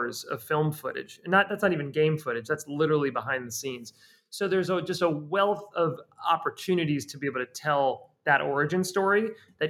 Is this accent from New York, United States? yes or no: yes; the New York area, United States; I grew up in the New York area